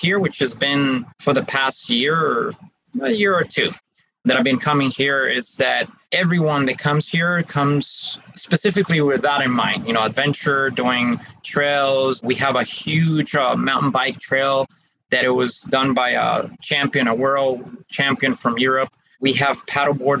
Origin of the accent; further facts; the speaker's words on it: Costa Rica; moved away as an adult; also born or lived in Geneva, Switzerland; I am Costa Rica, even though I wasn't born here. I was born in Switzerland in Geneva. I live most of my life here in Costa Rica, and most of my family are from here.